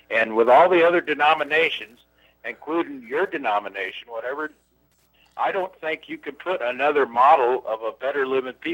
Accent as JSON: {"language": "English", "region": "East Coast", "country": "United States", "tie": "born or raised there", "also_born_or_lived": "Boise, Idaho", "moved": "as an adult", "said": "I grew up on the East Coast where it's dog eat dog, everybody gets goes out for themselves and that's the way we were raised. But when I came to the Northwest 20, 30 years ago"}